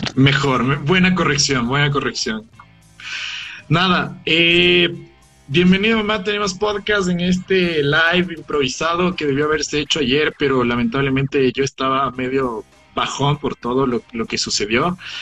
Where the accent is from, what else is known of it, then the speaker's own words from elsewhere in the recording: Ecuador; yo como ecuatoriano